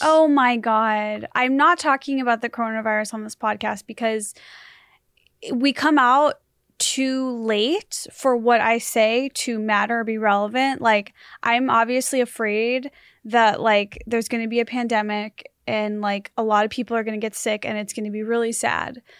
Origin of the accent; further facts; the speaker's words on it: United States; I'm American